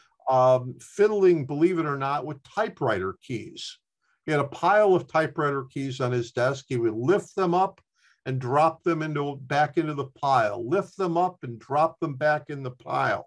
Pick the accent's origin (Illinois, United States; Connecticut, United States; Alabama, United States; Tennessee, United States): Illinois, United States; Chicago; when I was a young boy growing up in Chicago